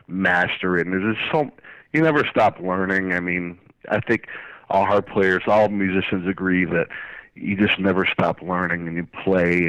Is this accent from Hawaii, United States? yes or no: no; Springfield, Massachusetts, United States; I grew up in Springfield and Forest Park.